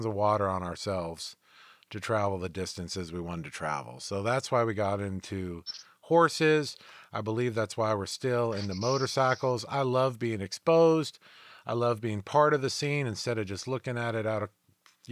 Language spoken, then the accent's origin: English; United States; We're all Americans